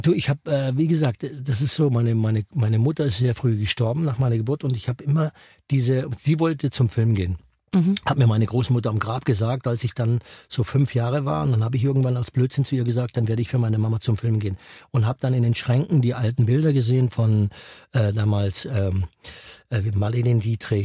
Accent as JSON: {"language": "German", "area": "Lake Constance", "region": "Baden-Württemberg", "country": "Germany", "tie": "born or raised there", "said": "bei uns am Bodensee, das war, muss man sich so ein kleines Dörfchen vorstellen"}